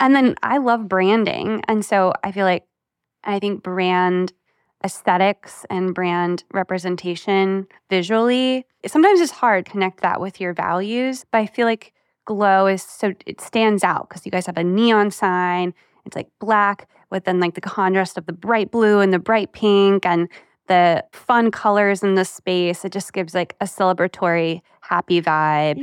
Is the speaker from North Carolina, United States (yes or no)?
yes; Raleigh, North Carolina, United States; I'm from Fa-, Raleigh